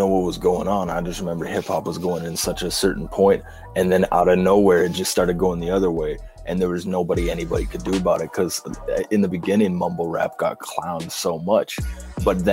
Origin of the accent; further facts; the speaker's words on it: Edmonton, Alberta, Canada; I'm from Edmonton.